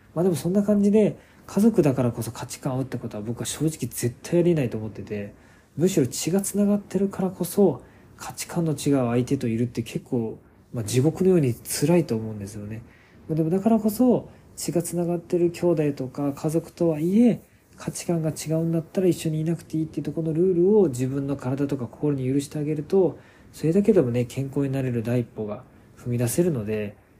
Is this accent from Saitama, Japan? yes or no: no; Fukuoka, Japan; 地元が福岡市の早良区の方なので